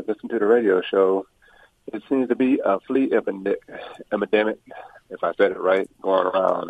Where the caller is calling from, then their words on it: Orange County, California, United States; I'm calling from Orange County, California.